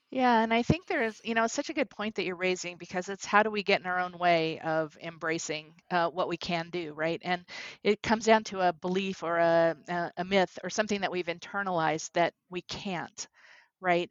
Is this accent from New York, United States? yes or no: yes; New York City, New York, United States; growing up in Brooklyn. And as a young girl, lived in Brooklyn